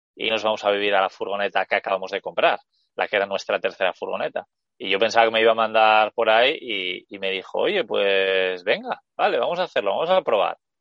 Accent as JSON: {"language": "Spanish", "region": "Basque Country", "country": "Spain", "said": "estoy en el País Vasco, que es de donde soy yo"}